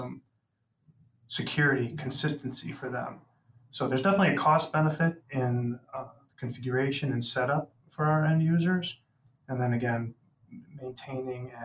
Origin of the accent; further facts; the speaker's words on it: Rolling Meadows, Illinois, United States; my hometown's Rolling Meadows